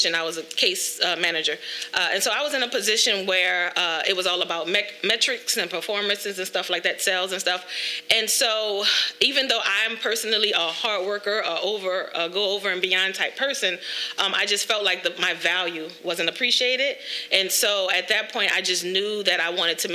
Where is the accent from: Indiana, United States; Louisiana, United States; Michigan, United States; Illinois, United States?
Louisiana, United States; New Orleans; moved away as an adult; now in Dallas, United States; I am originally from New Orleans. I do reside in Dallas.